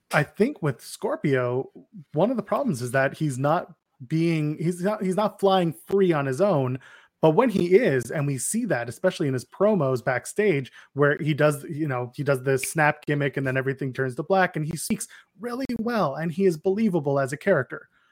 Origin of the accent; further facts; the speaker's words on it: Canada; I'm also Canadian